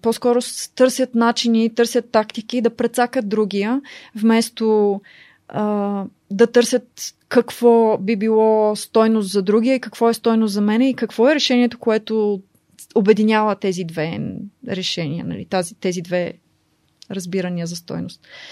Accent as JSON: {"language": "Bulgarian", "country": "Bulgaria", "also_born_or_lived": "United States / Oxford, United Kingdom", "moved": "as an adult", "said": "нас като българи"}